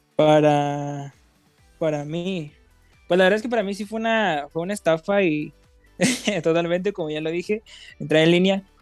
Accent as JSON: {"language": "Spanish", "town": "Mazapil", "region": "Zacatecas", "country": "Mexico", "moved": "as an adult", "lives_now": "Monterrey, Mexico", "said": "soy de Mazapil yo, entonces yo tengo una previa experiencia porque de Mazapil fui a la prepa de Zacatecas"}